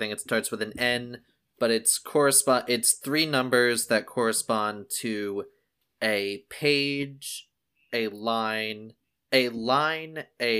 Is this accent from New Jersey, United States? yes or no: yes; right outside of Philadelphia, New Jersey, United States; I grew up in New Jersey, right outside of Philadelphia.